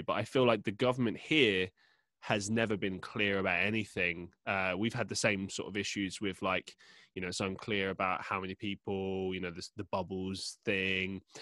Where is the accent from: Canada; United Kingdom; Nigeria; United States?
United Kingdom; London; moved away as an adult; now in Manchester, United Kingdom; I grew up in London